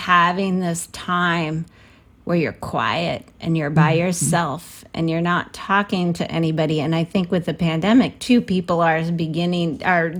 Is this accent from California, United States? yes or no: yes; San Francisco, California, United States; I'm from San Francisco